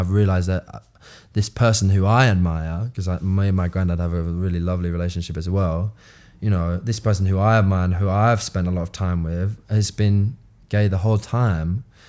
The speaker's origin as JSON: {"language": "English", "region": "London", "country": "United Kingdom", "said": "we're all from South Woodford"}